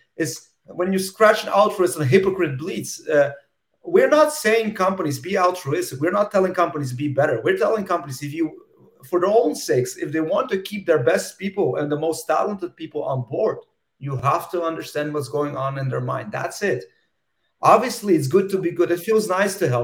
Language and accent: English; Russia; moved away; I'm originally from Soviet Union, from Russia